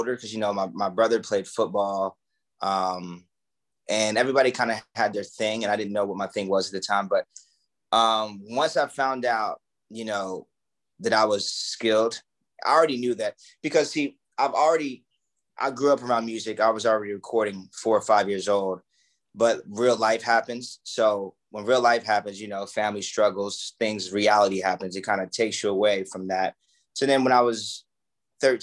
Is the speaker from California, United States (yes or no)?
no; Atlanta, Georgia, United States; I grew up in Atlanta, Georgia. And it was the outskirts of Atlanta